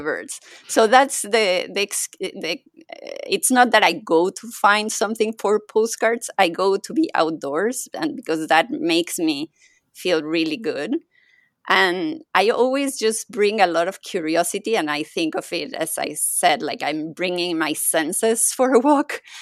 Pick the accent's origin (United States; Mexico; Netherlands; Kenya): Mexico; first language Spanish; English is a second language; now in Paris, France; I'm I'm originally think- from Mexico, so my first language is Spanish